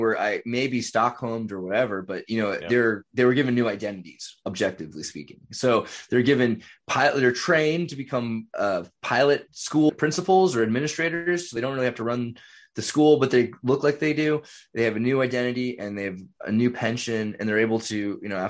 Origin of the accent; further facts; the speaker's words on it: California, United States; So I'm from California. It's not that weird where I'm from.